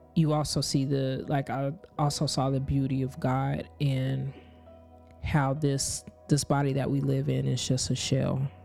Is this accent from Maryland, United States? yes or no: no; Kansas, United States; I grew up in Kansas, but my parents are from Lakeland, Florida.